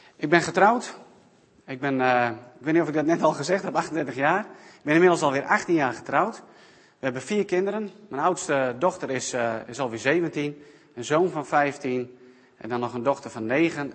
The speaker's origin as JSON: {"language": "Dutch", "country": "South Africa", "tie": "born or raised there", "moved": "yes", "said": "mijn geboorteland in Zuid-Afrika"}